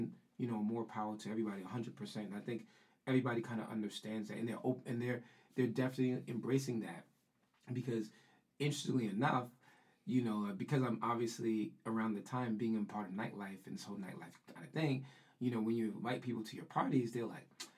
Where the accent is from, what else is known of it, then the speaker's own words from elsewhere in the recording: New York City, New York, United States; I'm from the Bronx.